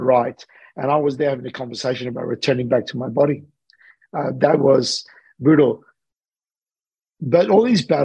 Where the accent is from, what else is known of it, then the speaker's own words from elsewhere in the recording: Australia; also born or lived in Sydney / Los Angeles; I'm an Australian guy that's living between Sydney